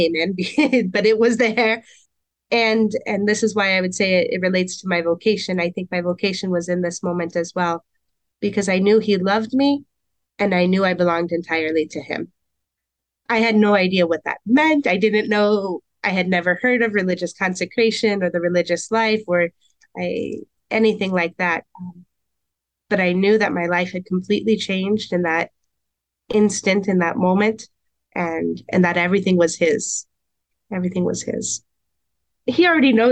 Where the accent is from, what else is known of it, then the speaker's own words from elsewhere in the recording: Portland, Oregon, United States; moved away as an adult; also born or lived in Camas, Washington; now in Emmitsburg, United States; I grew up in Portland, Oregon, without any sort of religious influence